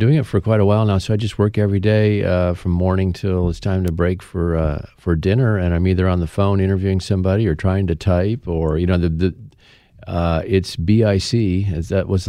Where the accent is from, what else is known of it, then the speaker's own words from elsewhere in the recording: Midwest, United States; I grew up in the Midwest. That's where I'm from